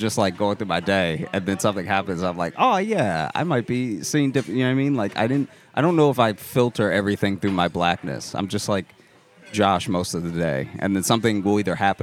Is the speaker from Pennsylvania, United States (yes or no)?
no; Louisiana, United States; I grew up in Louisiana